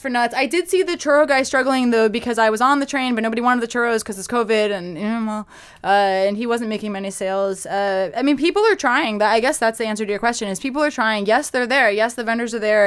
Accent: Massachusetts, United States; moved away as an adult; also born or lived in Boston; now in New York City, United States; I grew up in Massachusetts.

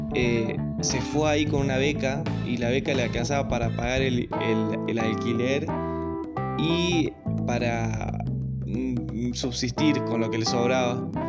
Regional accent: Argentina; que aplicamos como argentinos

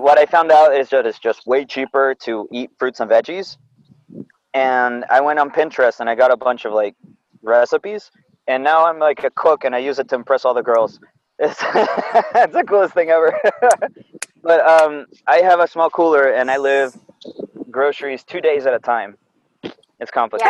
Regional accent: Dunwoody, Georgia, United States; moved away; I lived right up there inside the perimeter. So like yeah, uh, Dunwoody High School.

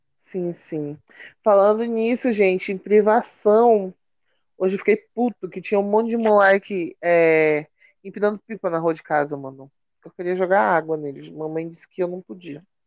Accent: Belém, Pará, Brazil; a gente é de Belém

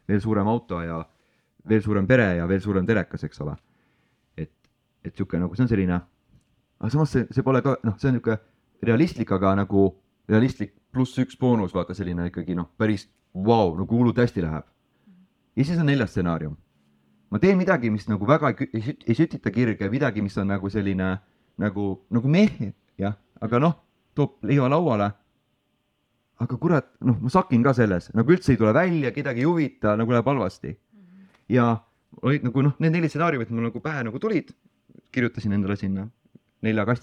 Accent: Estonia; ja olles esimene eestlane, kes seal käis

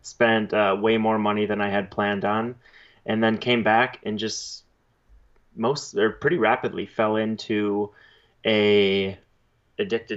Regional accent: Central Wisconsin, United States; Central Wisconsin. So that is where I grew up, spent the first 20 years of my life.

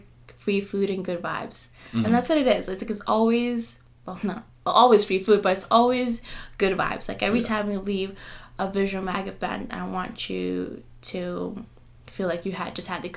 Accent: Kenya; being a Kenyan is not very common for your parents to support you if you're not a nurse or a doctor

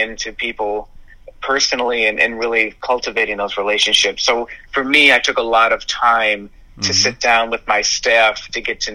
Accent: Buffalo, New York, United States; moved away as an adult; now in Westchester, United States; born and raised in Buffalo. I've been there my entire life, and just recently moved down to Westchester.

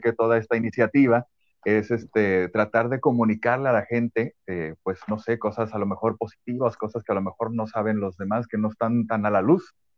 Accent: Guadalajara, Jalisco, Mexico; moved away as an adult; now in Culiacán, Mexico; yo soy originario de Guadalajara y eh, yo empecé todo esto allá y me vine para acá

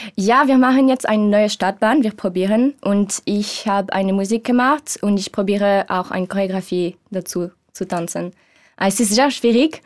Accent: Switzerland; German is a second language; moved away; ich bin Schweizerin ich bin 27 Jahre alt

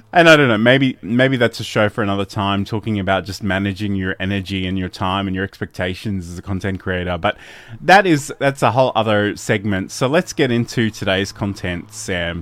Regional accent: Australia; I'm Australian

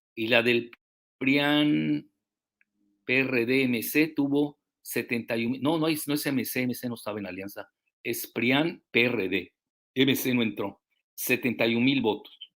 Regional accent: Yucatán, Mexico; soy yucateco

